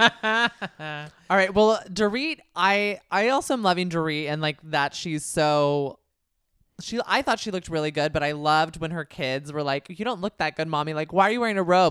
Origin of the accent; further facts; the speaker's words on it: Bay Area, California, United States; my home area 'cause I'm from the Bay Area